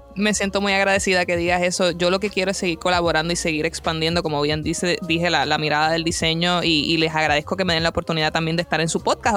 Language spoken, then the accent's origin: Spanish; Puerto Rico; mi país natal, Puerto Rico